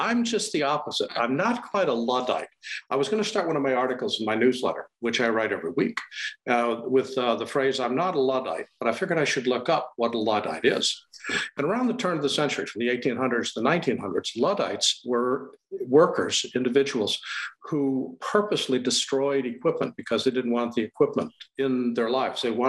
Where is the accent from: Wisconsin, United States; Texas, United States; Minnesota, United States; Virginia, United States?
Wisconsin, United States; moved away as an adult; also born or lived in Los Angeles / Montana / Maryland / San Diego; now in Boston, United States; I'm from the Midwest. I grew up in Wisconsin